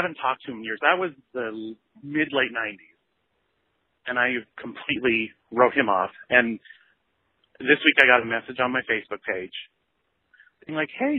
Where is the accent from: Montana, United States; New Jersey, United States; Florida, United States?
Montana, United States; I grew up in Montana.